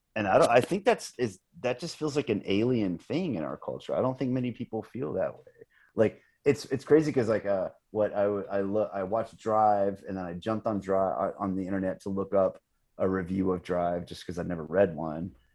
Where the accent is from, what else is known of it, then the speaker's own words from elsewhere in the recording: United States; as a Westerner, as an American